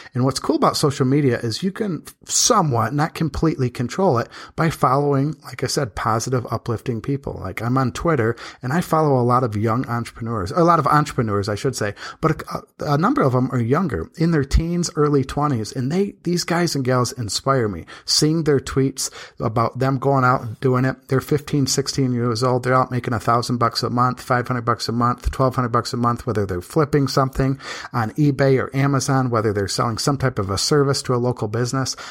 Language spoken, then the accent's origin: English; Michigan, United States; now in Las Vegas, United States; I'm from Michigan where they used to average about a hundred sunny days a year